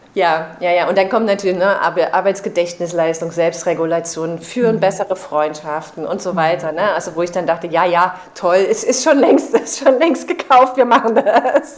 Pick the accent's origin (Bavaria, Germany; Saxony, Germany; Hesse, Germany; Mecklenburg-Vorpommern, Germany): Saxony, Germany; Chemnitz; moved away; also born or lived in Berlin; in meiner Heimatstadt Chemnitz